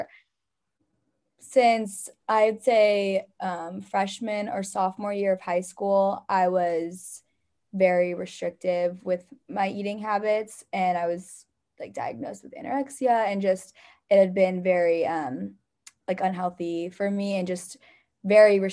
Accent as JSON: {"language": "English", "town": "San Jose", "region": "California", "country": "United States", "moved": "as an adult", "lives_now": "San Luis Obispo, United States", "said": "I'm from San Jose, California."}